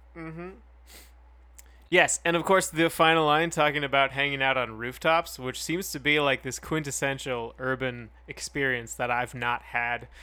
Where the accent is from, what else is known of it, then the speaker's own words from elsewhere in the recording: Calgary, Alberta, Canada; where we grew up in Calgary